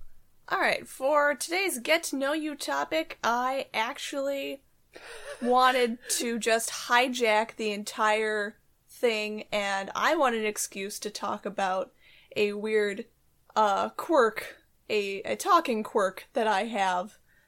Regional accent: Seattle, Washington, United States; I'm from Seattle and I've always lived here, so I don't know why my accent is so weird.

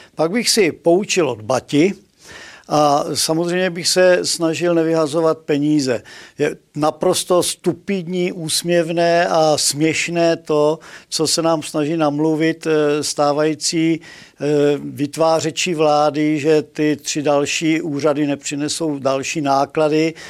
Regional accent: Moravia, Czechia; u nás na Moravě

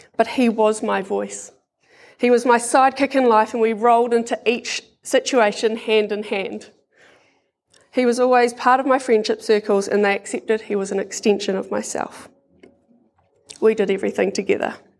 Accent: Porirua, Wellington, New Zealand; I grew up in Porirua with my brother Sean, mum and dad

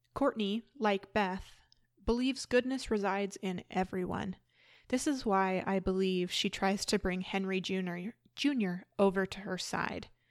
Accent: Canada; I am from Canada

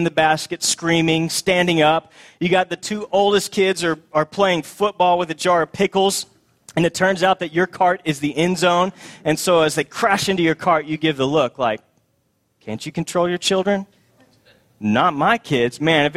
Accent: Texas, United States; moved away as an adult; also born or lived in Boston; we moved from Boston to the Promised Land back to Texas, and we were so happy to be home.

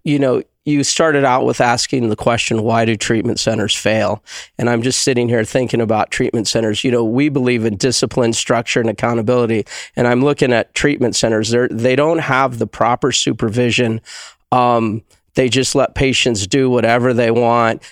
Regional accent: Tucson, Arizona, United States; moved away as an adult; now in Prescott, United States; I'm a desert rat. I'm from Tucson

